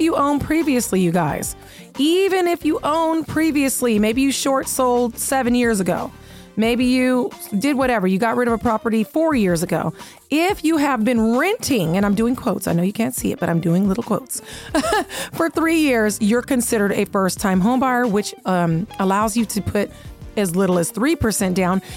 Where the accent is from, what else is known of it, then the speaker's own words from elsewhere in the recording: Seattle, Washington, United States; now in Las Vegas, United States; I grew up playing bingo in Seattle